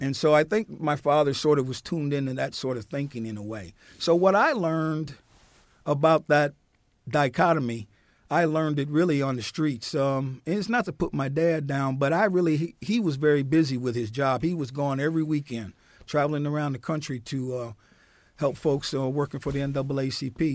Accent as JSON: {"language": "English", "town": "Newark", "region": "New Jersey", "country": "United States", "tie": "born or raised there", "also_born_or_lived": "St. Joseph County, Indiana", "said": "I grew up in Newark, New Jersey"}